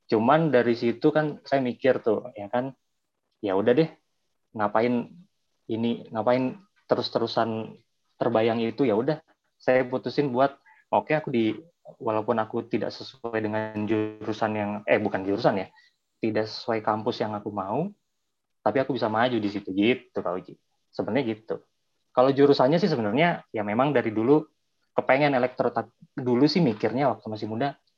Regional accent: Bandung, West Java, Indonesia; also born or lived in Lumajang, Indonesia; asal dari Bandung. Walaupun asal dari Bandung, dulu waktu kecil juga sempat sekolah di Lumajang, Jawa Timur karena orang tua memang kerjanya di daerah sana.

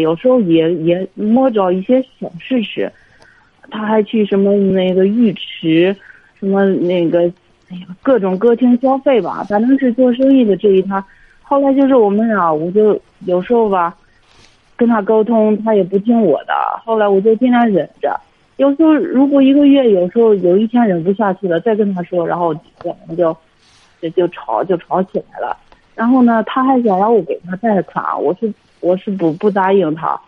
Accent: Hebei, China; 我是河北的

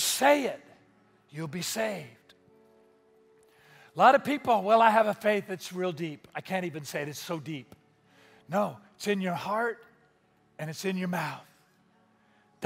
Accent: Spanaway, Washington, United States; I grew up in Spanaway. We have pickup trucks

